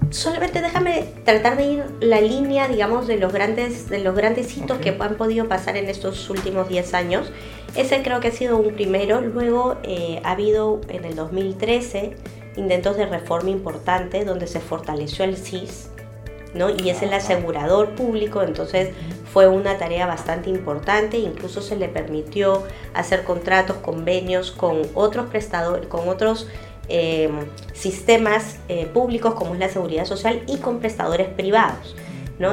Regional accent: Peru; como peruanos

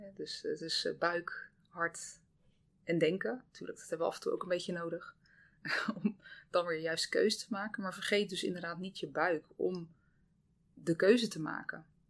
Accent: Zeeland, Netherlands; ik kom uit Zeeland. Eh, dus ik ben eigenlijk echt heel Zeeuws opgevoed. Heel blij om dat ik ook in het dorp ben opgevoed

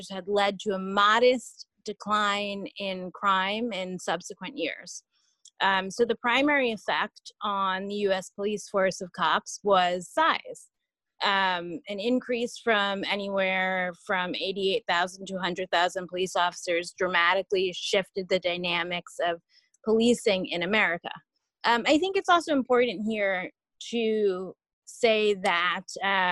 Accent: New York City, New York, United States; Growing up in New York

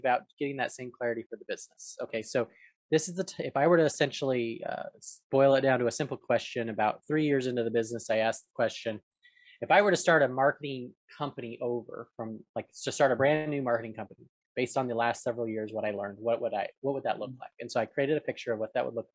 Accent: Arizona, United States; moved away as an adult; now in Atlanta, United States; when I was growing up in Arizona, I'd go over there after school during high school years

